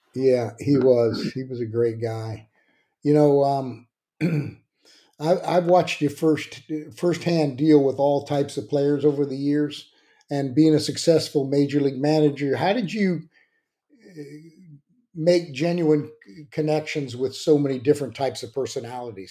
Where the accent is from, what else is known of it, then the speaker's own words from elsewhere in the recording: San Diego, California, United States; I grew up in San Diego